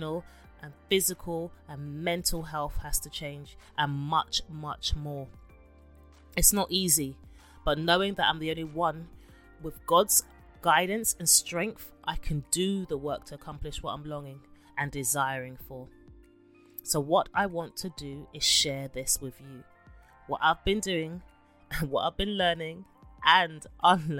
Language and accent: English; London, United Kingdom; born and raised in London